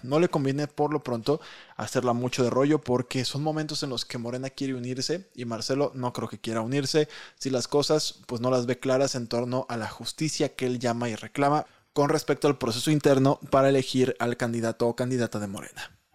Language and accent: Spanish; Colima, Mexico; yo nací en una zona sísmica, yo nací en Colima. Y el crecer en una zona sísmica